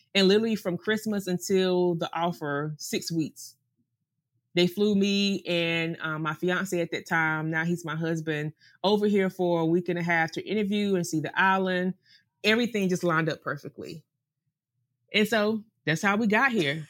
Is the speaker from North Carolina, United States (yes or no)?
yes; North Carolina, United States; moved away as an adult; also born or lived in Greenville, North Carolina; now in Sint Maarten; we're from the South